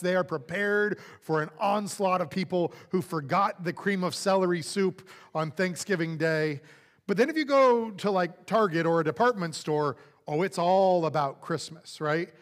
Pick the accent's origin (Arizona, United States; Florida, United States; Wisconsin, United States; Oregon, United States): Florida, United States; moved away as an adult; also born or lived in California / Saint Louis, Missouri; now in Texas, United States; growing up in Florida with a very southern family